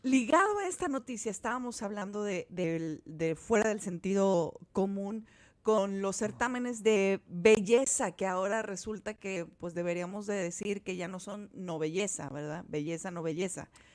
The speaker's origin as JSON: {"language": "Spanish", "town": "Guadalajara", "region": "Jalisco", "country": "Mexico", "tie": "born or raised there", "said": "yo crecí en, en Guadalajara"}